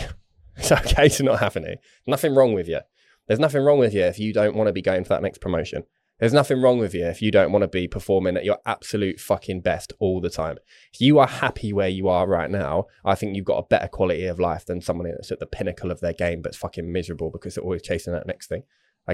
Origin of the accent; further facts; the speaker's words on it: England, United Kingdom; Obviously I'm English